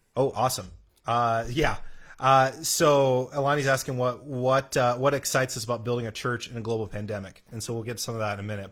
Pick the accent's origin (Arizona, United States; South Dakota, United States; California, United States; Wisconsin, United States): South Dakota, United States; moved away; growing up in South Dakota